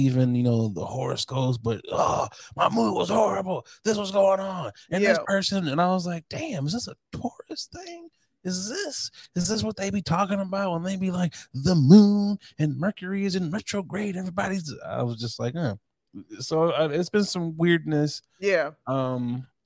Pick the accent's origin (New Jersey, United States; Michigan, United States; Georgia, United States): Michigan, United States; Saginaw; I'm from Saginaw, Michigan